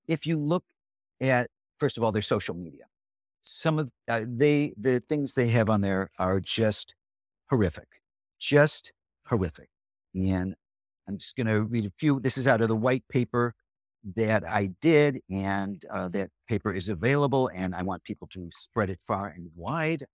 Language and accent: English; Chicago, Illinois, United States; I'm from Chicago